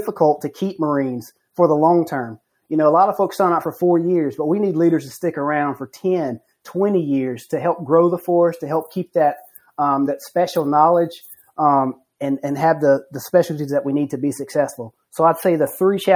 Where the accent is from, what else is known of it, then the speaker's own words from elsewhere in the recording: United States; I'm an American